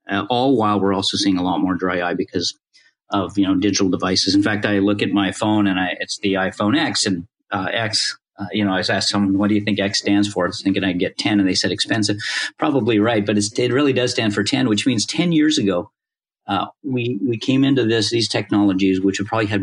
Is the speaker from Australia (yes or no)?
no; Canada; moved away as an adult; also born or lived in Indiana; growing up in Canada